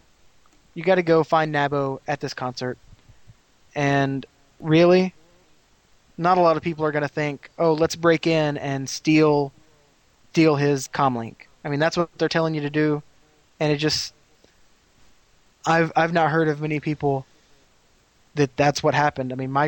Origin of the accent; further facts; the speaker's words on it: Las Vegas, Nevada, United States; You know, I'm from Las Vegas. The Killers is a band in Las Vegas.